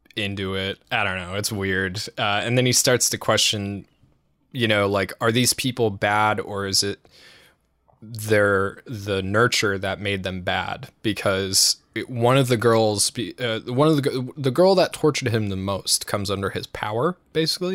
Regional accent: United States; we're American

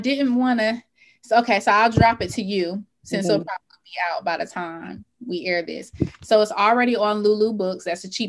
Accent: Atlanta, Georgia, United States; Growing up in the South, growing up in Atlanta

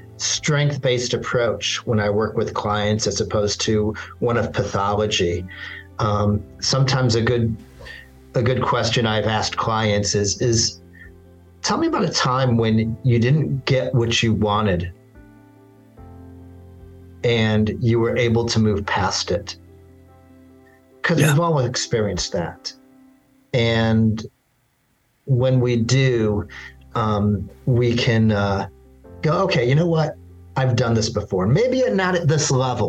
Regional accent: Little Rock, Arkansas, United States; I grew up as a Jew in the South. I grew up in Little Rock, Arkansas

